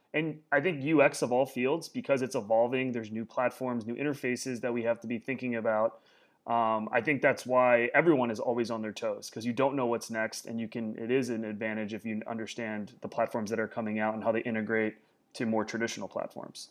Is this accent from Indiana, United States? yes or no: yes; Warsaw, Indiana, United States; moved away; my childhood was in Indiana